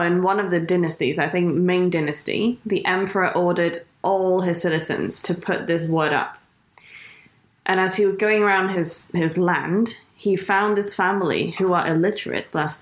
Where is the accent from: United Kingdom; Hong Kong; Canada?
Hong Kong; I grew up in Hong Kong.